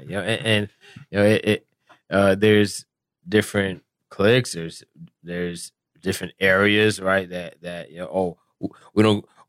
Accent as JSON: {"language": "English", "region": "South Florida", "country": "United States", "tie": "born or raised there", "said": "I grew up in South Florida"}